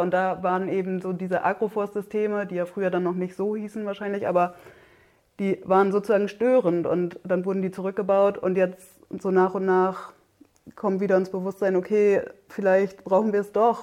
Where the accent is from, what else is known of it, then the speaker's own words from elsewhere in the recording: Oldenburger Münsterland, Lower Saxony, Germany; moved away as an adult; now in Siebenlinden, Germany; ursprünglich komme ich aus dem Oldenburger Münsterland